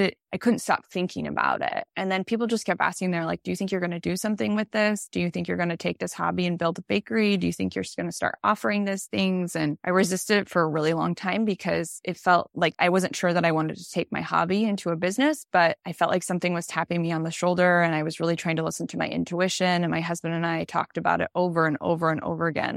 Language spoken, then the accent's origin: English; Boise, Idaho, United States; moved away as an adult; also born or lived in Switzerland; now in Des Moines, United States; Boise, where I grew up